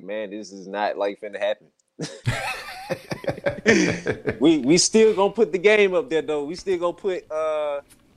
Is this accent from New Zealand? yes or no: no; Birmingham, Alabama, United States; I'm from Birmingham, Alabama